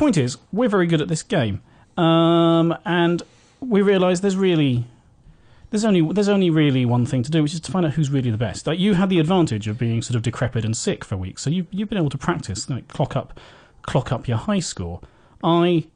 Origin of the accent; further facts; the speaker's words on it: United Kingdom; as British people